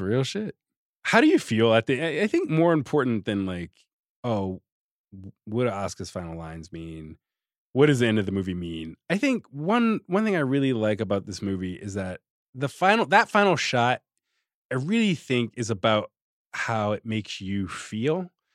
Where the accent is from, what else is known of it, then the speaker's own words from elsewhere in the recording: Richmond, Virginia, United States; I grew up in Richmond